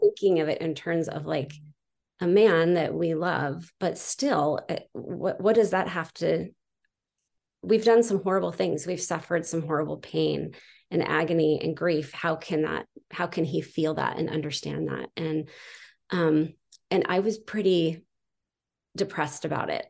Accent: San Juan Capistrano, California, United States; now in Utah, United States; I grew up in San Juan Capistrano.

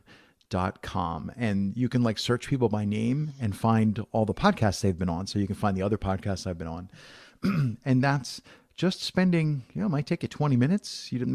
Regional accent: Southern Italy, Italy; But I'm actually Italian. I'm from Southern Italy originally.

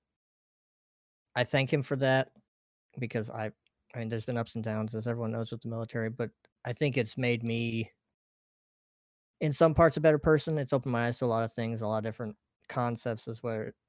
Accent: Oregon, United States; moved away as an adult; I'm originally from Oregon

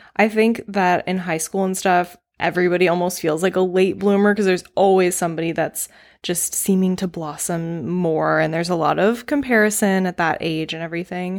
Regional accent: North Carolina, United States; moved away; ten years old growing up in North Carolina in the nineties

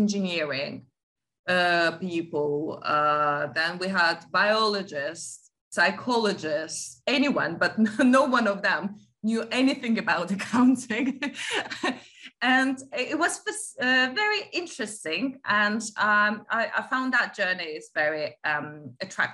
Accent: Latvia; moved away as an adult; now in United Kingdom; I grew up in Latvia, I was the post-USSR kid.

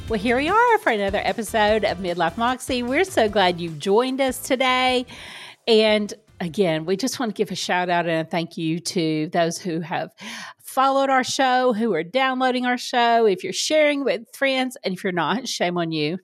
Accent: the South, United States; I grew up in the South, for people who don't know, um, very conservative Bible Belt

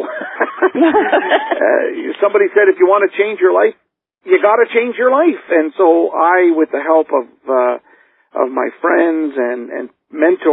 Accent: Canada; I grew up in poverty. I mean, I'm from Canada, and our family lived as I was growing up in the projects

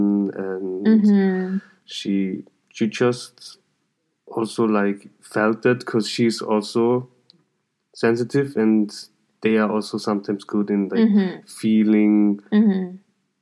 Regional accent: Salzburg, Austria; I'm from Austria. I'm from Salzburg

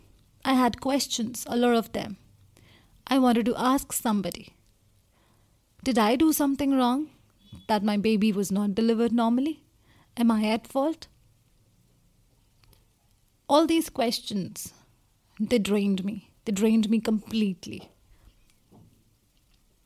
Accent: India; I come from India

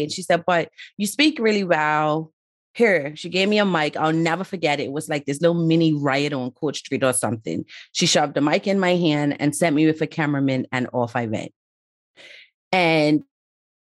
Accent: Bermuda; moved away as an adult; also born or lived in Somerset, Bermuda / Town (Hamilton), Bermuda; now in United Kingdom; originally from Bermuda, but live in the UK

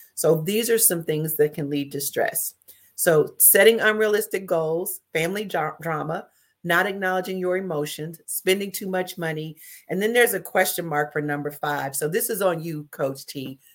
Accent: the South, United States; now in Dayton, United States; I'm from the South

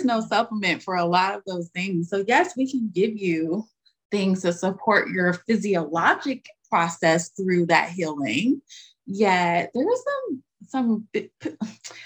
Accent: United States; I'm American.

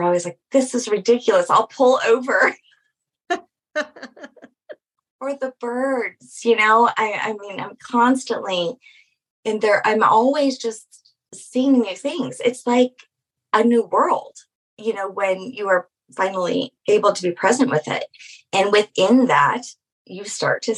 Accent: Louisiana, United States; I'm from Louisiana

